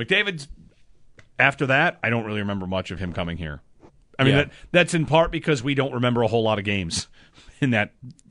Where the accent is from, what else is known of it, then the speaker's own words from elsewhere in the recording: New York, United States; now in Western New York; I mean, I'm from Central New York, and we live in Western New York.